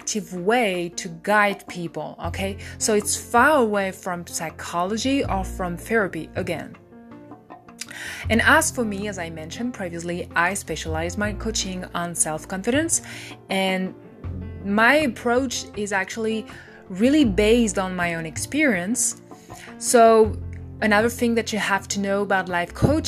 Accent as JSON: {"language": "English", "country": "France", "said": "I'm French"}